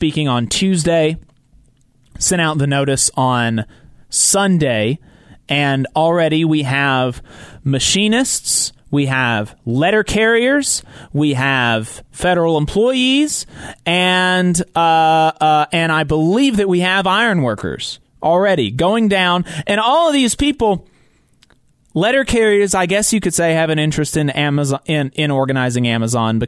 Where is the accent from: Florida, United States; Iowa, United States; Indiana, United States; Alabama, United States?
Alabama, United States; We, as Alabamians, as working people